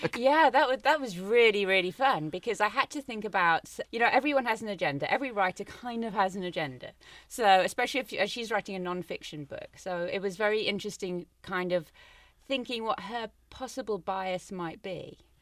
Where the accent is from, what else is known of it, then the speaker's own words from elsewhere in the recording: Cape Town, Western Cape, South Africa; I'm from Cape Town